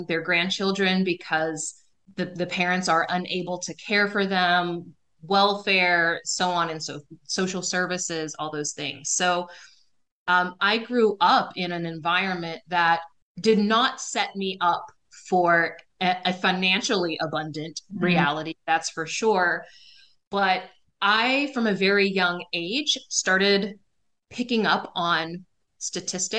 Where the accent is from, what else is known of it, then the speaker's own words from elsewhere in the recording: southern West Virginia, United States; also born or lived in Texas; I grew up in small town, southern West Virginia in the US